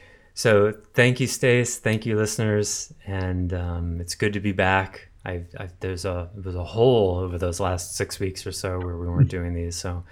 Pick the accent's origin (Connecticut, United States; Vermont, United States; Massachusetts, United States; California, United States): Massachusetts, United States